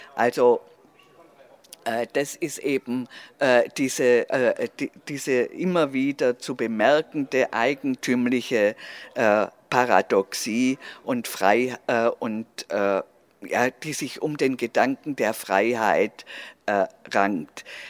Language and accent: German; Swabia, Germany; accent: Swabian; dass ich aus Schwäb, also dass ich schwäbisch bin